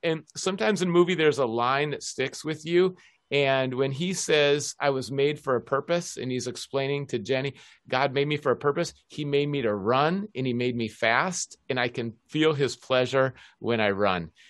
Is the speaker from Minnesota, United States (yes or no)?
yes; Minneapolis, Minnesota, United States; moved away as an adult; also born or lived in Aberdeen; now in Seattle, United States; I grew up in the University of Minnesota campus, going to the hockey games